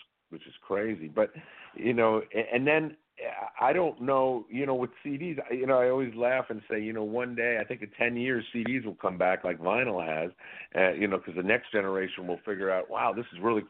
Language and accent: English; New York City, New York, United States; moved away; I grew up in New York City